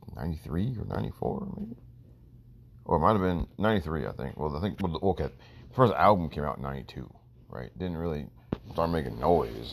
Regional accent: Maryland, United States; also born or lived in New York; born in New York. Lived a few years in New York before we moved down to Maryland.

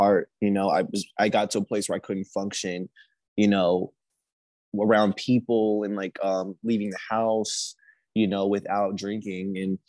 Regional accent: Indianapolis, Indiana, United States; moved away as an adult; now in California, United States; I'm from Indianapolis. I'm a Midwestern boy

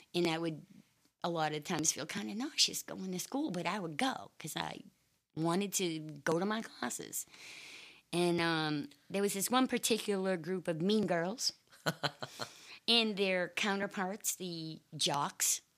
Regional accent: Maine, United States; also born or lived in Boston, Massachusetts; I'm from a little teeny tiny town in Maine. I was born in uh, just outside Boston, Massachusetts in 1963. But when I was three years old, um, we moved to the middle of nowhere, the middle of the woods

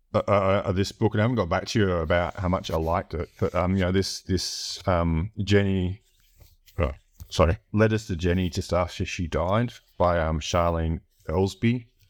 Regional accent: Australia; I grew up in a really remote area or you know capital city in in, in Australia

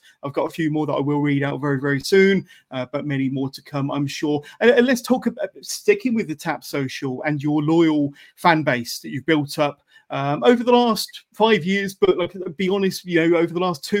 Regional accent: Oxford, South East England, United Kingdom; I'm also from Oxford.

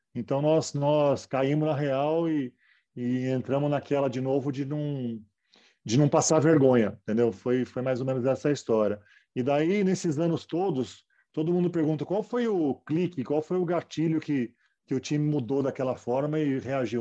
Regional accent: São Paulo, Brazil; Eu morava em São Paulo, meus pais eram de São Paulo e comecei a treinar no, no Pinheiros, categoria de base, no Sub-12

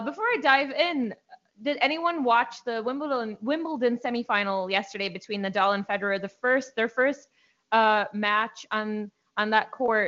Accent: India; I'm from India

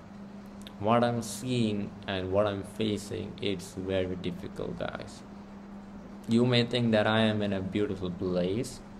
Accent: India; I'm from India

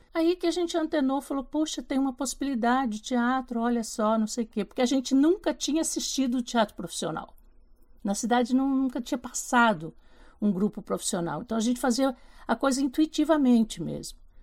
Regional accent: Porto Feliz, São Paulo, Brazil; sou do interior de São Paulo, né? Porto Feliz, uma cidadezinha perto de Sorocaba, Campinas, ali naquela região. E eu comecei fazendo teatro na escola

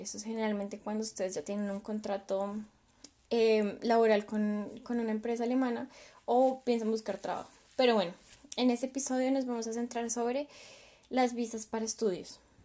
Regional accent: Colombia; moved away as an adult; now in Germany; yo pues soy de Colombia y mi experiencia fue exclusivamente ahí en Colombia

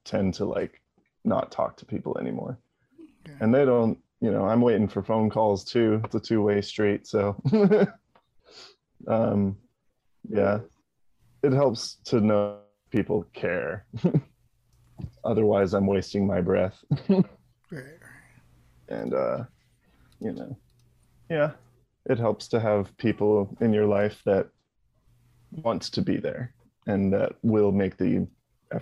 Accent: Hawaii, United States; growing up in Hawaii, everybody leaves eventually

